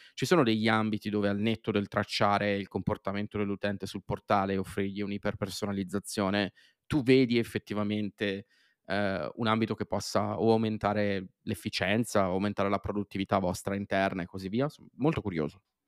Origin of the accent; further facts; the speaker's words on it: near Milan, Lombardy, Italy; sono nato e cresciuto vicino a Milano